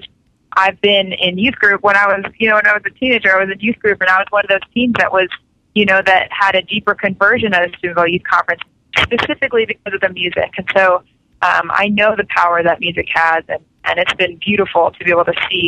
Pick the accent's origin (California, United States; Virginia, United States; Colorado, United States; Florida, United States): Florida, United States; Melbourne; moved away; My hometown is Melbourne, Florida. It's a very small town on the east coast of Florida, right by Cape Canaveral, where the space shuttle used to go off. So that's where I used to live